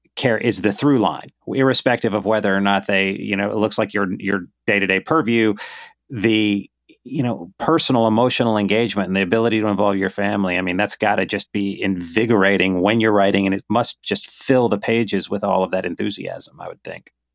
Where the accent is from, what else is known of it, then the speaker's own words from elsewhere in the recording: Myrtle Beach, South Carolina, United States; also born or lived in Charleston, South Carolina; I was born in Myrtle Beach.